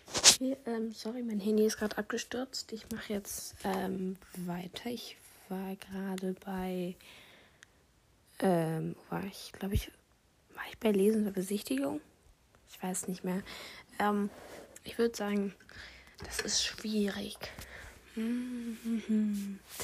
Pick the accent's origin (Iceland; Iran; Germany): Germany; Bavaria; Wir kommen aus Bayern